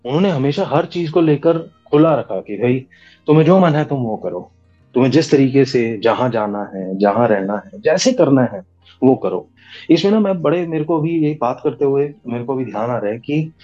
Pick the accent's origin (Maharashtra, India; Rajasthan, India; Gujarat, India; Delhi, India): Delhi, India; also born or lived in Gurgaon; मैं दिल्ली दिल्ली का रहने वाला हूँ दिल्ली में पंजाबी फैमिली को बिलोंग करता हूँ मेरी पढ़ाई वगैरह कॉलेज सब चीज़ें मेरी दिल्ली की हैं हम्म। तो यहीं पर ही मेरी पढ़ाई हुई यहीं पैदा हुआ